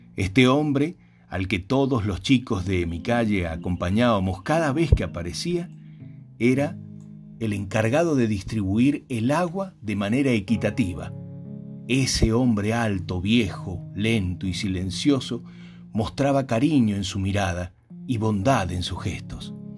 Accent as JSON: {"language": "Spanish", "region": "San Juan", "country": "Argentina", "tie": "born or raised there", "said": "En el lugar donde yo nací faltaba el agua. Menos del 6% de la provincia era cultivable."}